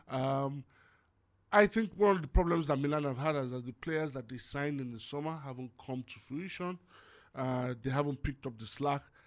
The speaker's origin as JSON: {"language": "English", "country": "Nigeria", "said": "I'm Nigerian"}